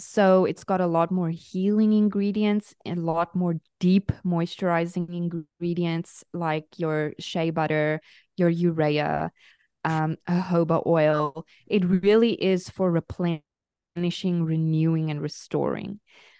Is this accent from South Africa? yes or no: yes; South Africa; moved away; Yes, I am South African